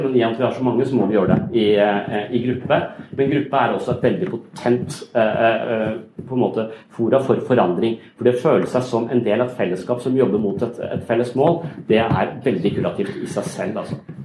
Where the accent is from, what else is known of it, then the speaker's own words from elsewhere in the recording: Kristiansand, Agder, Norway; i Kristiansand der jeg kommer fra